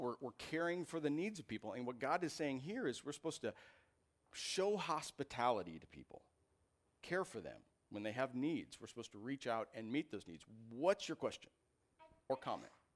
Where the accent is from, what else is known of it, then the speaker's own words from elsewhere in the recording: Iowa, United States; moved away as an adult; I grew up in Iowa.